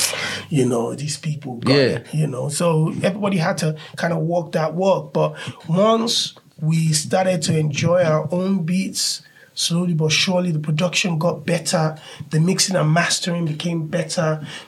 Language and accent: English; Nigeria; now in United Kingdom; a lot of us that really were championing the culture were born and raised in Nigeria.